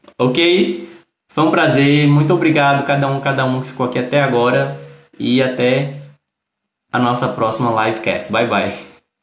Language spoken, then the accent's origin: Portuguese; Northeast Region, Brazil; Eu que sou do Nordeste, eu falo de um jeito